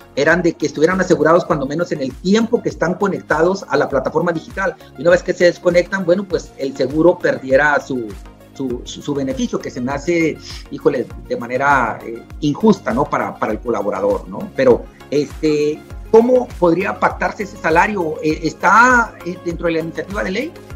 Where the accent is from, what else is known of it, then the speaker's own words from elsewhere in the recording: Mexico; como buenos mexicanos